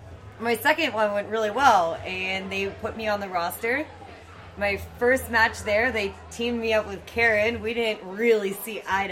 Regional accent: Pittsburgh, Pennsylvania, United States; it's my hometown

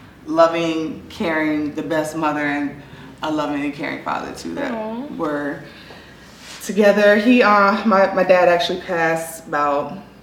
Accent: Baltimore, Maryland, United States; moved away as an adult; now in Los Angeles, United States; So, I'm from Baltimore, Maryland

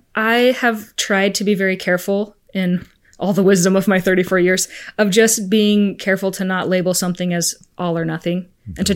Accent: Arizona, United States; also born or lived in Spain; I'm from Arizona. I'm an Arizona girl

